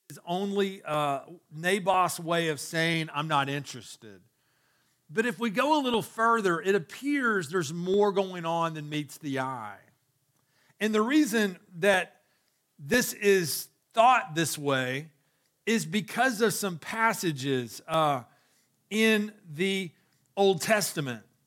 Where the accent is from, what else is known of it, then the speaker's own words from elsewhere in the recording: Chattanooga, Tennessee, United States; growing up in Chattanooga